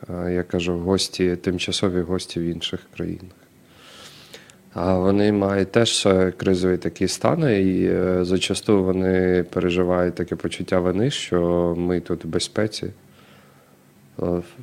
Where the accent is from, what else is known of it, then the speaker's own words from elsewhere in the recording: Ukraine; Ми з України.